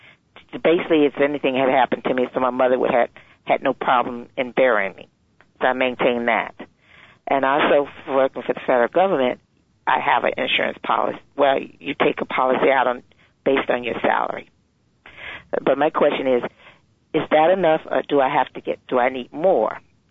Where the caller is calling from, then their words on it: Virginia, United States; I'm actually Pam's aunt. So I'm calling from Virginia.